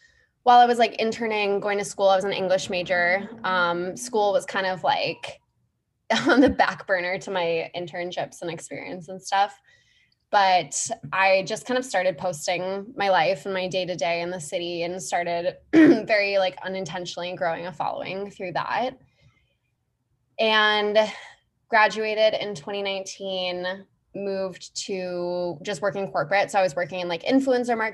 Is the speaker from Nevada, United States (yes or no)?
no; Minneapolis, Minnesota, United States; moved away as an adult; also born or lived in New York; So I grew up in Minneapolis, Minnesota, from the Midwest originally